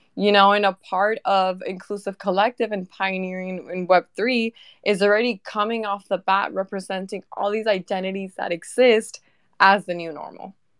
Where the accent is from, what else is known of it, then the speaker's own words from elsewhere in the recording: Venezuela; now in United States; I am from Venezuela.